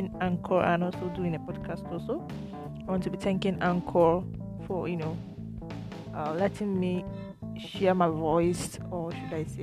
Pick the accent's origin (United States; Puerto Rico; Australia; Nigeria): Nigeria; as a Nigerian